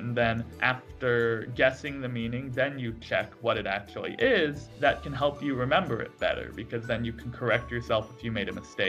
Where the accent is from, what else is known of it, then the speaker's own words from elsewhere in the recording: United States; first language English; moved away as an adult; now in Mongolia; English is my first language because I was born and raised in the United States.